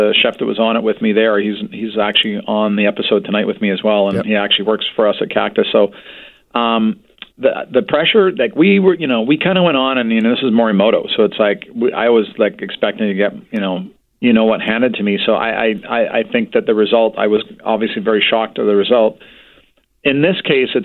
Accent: Vancouver, British Columbia, Canada; I'm born and raised in Vancouver

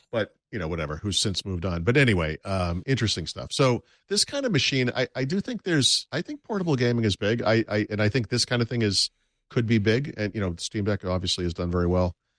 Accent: United States; I am an American

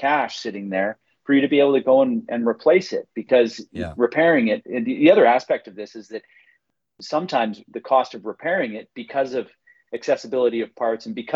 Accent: British Columbia, Canada; I'm from British Columbia

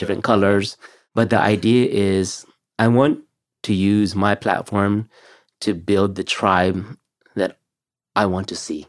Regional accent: California, United States; growing up in California

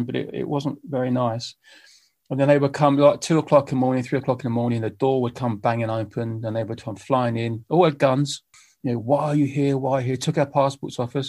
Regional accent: United Kingdom; I'm a British musician

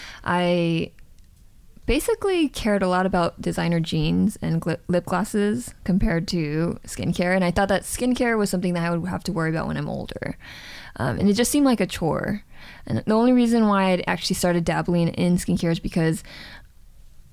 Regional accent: Los Angeles, California, United States; moved away as an adult; also born or lived in Seoul, South Korea; I actually grew up in Southern California

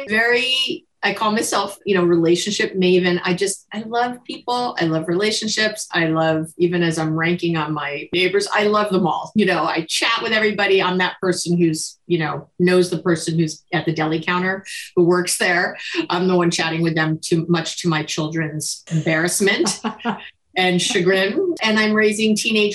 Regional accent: New York, United States; now in Berkeley, United States; I'm a New Yorker, transplanted

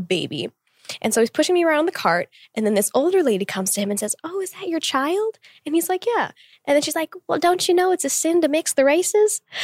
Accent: Tulsa, Oklahoma, United States; moved away as an adult; being born and raised there for twenty-one years

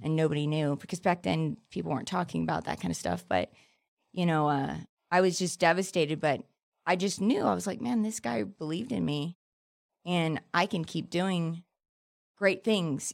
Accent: Palmdale, California, United States; I grew up in Palmdale, which is, like, the desert ghetto

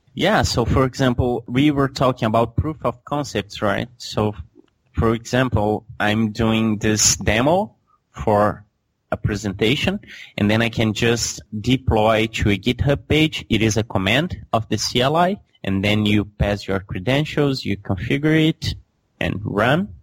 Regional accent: Belo Horizonte, Minas Gerais, Brazil; Belo Horizonte is my hometown

